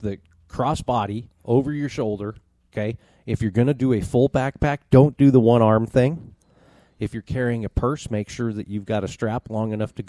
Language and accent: English; United States; I'm also an American